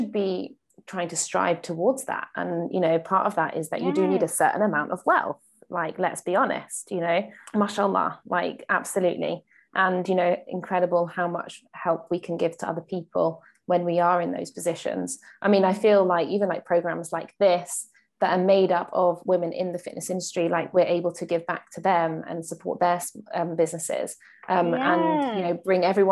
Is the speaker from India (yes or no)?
no; United Kingdom; in the UK, we use feet.